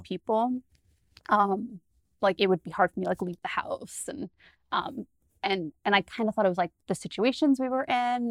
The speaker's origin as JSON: {"language": "English", "region": "New Jersey", "country": "United States", "said": "I'm from New Jersey."}